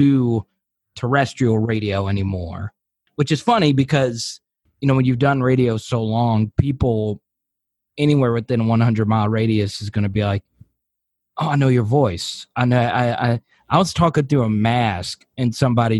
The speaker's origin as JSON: {"language": "English", "town": "El Dorado", "region": "Arkansas", "country": "United States", "tie": "born or raised there", "also_born_or_lived": "Washington, D.C. / Louisiana", "moved": "as an adult", "said": "I ended up in Arkansas because it was my hometown"}